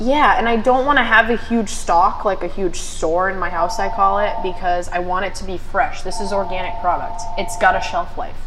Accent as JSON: {"language": "English", "town": "Taunton", "region": "Massachusetts", "country": "United States", "said": "I'm from East Taunton"}